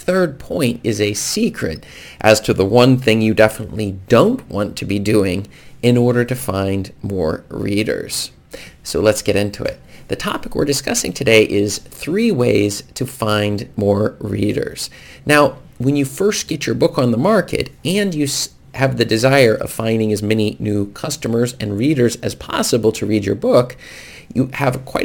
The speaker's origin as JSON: {"language": "English", "country": "United States", "tie": "born or raised there", "moved": "yes", "lives_now": "Norway", "said": "where I grew up in America"}